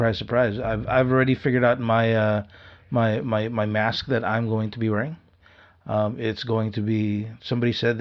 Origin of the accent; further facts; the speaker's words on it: Philippines; we're Filipino